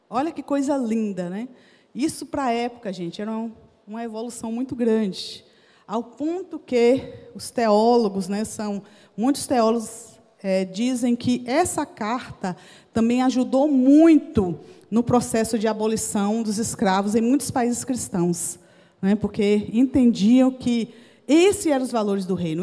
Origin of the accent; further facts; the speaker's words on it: Jequié, Bahia, Brazil; moved away; also born or lived in Recife; lá na Bahia, lá na minha cidade, Jequié